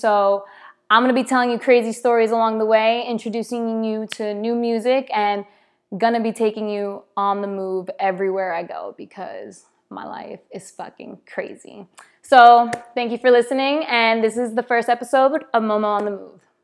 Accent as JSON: {"language": "English", "region": "East Coast", "country": "United States", "moved": "as an adult", "lives_now": "Los Angeles, United States", "said": "we're all from the East Coast, so we just had that East Coast vibe right away"}